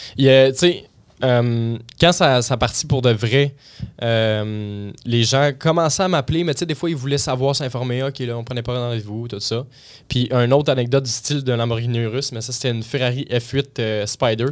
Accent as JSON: {"language": "French", "town": "Blainville", "region": "Quebec", "country": "Canada", "said": "je suis de Blainville, la rive nord, euh, de Montréal"}